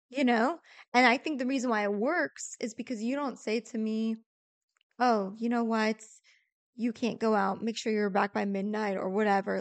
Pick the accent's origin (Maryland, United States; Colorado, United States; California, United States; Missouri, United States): Missouri, United States; St. Louis; first language English; how rooted we are in Saint Louis